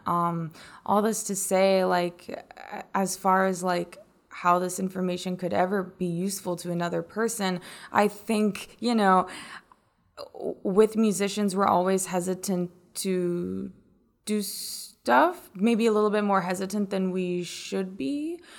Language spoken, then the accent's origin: English; North Carolina, United States; moved away; I'm from North Carolina